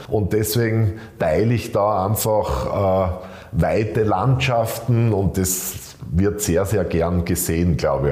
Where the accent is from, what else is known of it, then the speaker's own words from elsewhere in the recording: Graz, Styria, Austria; in Graz äh, spazieren zu gehen in meiner Heimatstadt